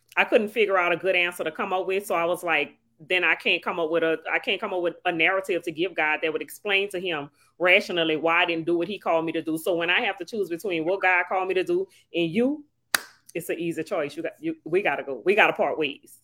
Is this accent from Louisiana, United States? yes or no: yes; New Orleans, Louisiana, United States; now in Slidell, United States; I was born and raised in New Orleans, and now I live in Slidell, Louisiana.